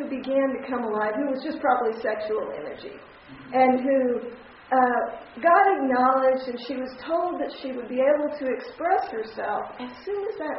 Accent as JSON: {"language": "English", "region": "Texas", "country": "United States", "tie": "born or raised there", "said": "and I grew up in Texas, and so you wait till you get married to have sex"}